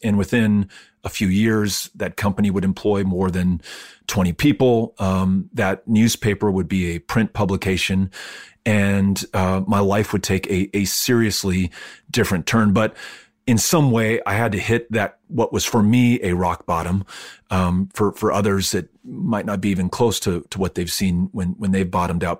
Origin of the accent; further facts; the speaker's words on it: El Paso, Texas, United States; also born or lived in Virginia; growing up in El Paso